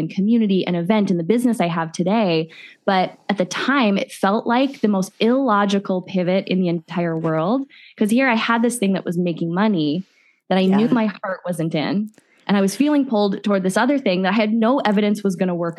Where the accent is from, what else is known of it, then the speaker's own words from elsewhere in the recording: Midwest, United States; moved away as an adult; also born or lived in Phoenix; I grew up in the Midwest.